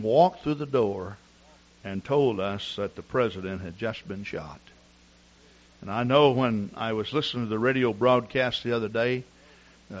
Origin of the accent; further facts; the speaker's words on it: Texas, United States; I'm from Texas.